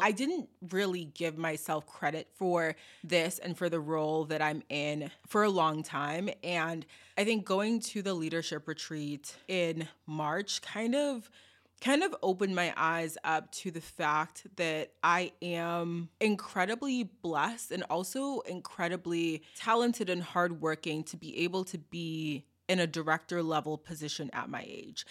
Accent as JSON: {"language": "English", "town": "Boston", "region": "Massachusetts", "country": "United States", "tie": "born or raised there", "said": "growing up in Boston"}